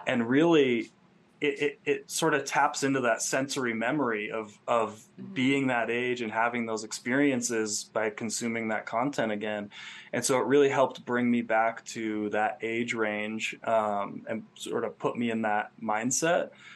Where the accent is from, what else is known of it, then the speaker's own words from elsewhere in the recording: Rutland, Vermont, United States; moved away as an adult; also born or lived in Phoenix; now in Joshua Tree, United States; I grew up in Vermont, a small town called Rutland, and um, for the first 20 years of my life, it was kind of all that I knew